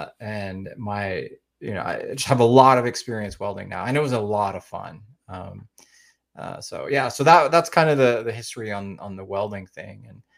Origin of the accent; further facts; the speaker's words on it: Oklahoma, United States; I'm from Oklahoma, so right smack in the middle of the United States.